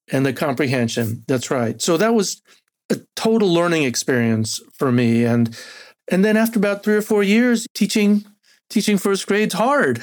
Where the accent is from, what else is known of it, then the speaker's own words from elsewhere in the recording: Argentina; first language Spanish; English is a second language; moved away; also born or lived in San Antonio, Texas; I'm originally from Argentina, so Spanish is actually my first language